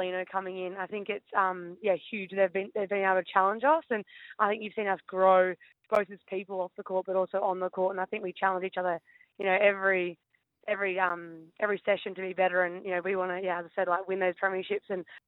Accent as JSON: {"language": "English", "town": "Penrith", "region": "New South Wales", "country": "Australia", "tie": "born or raised there", "said": "I grew up in Penrith"}